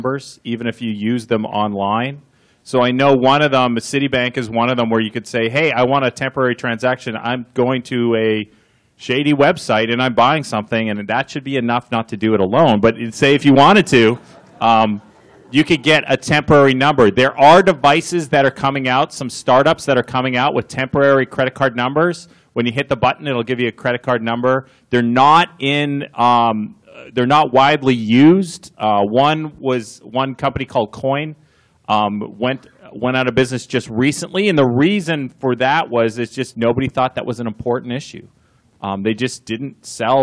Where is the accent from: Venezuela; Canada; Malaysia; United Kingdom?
Canada; now in United States; I'm Canadian